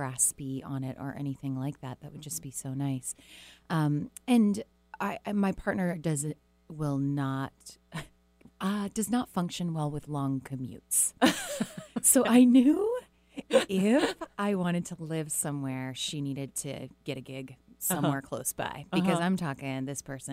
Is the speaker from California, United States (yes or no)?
yes; Southern California, United States; moved away; I was born in Southern California. It's forever imprinted on my life.